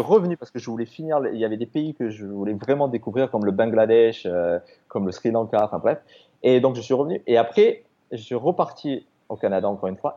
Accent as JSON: {"language": "French", "town": "Toulouse", "region": "Occitania", "country": "France", "also_born_or_lived": "Australia", "moved": "as an adult", "said": "je suis français, hein, je suis toulousain."}